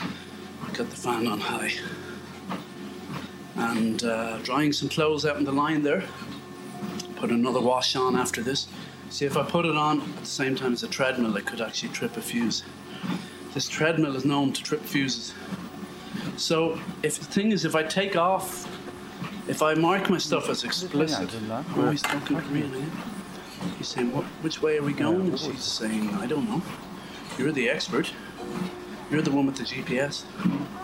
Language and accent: English; Ireland; Being Irish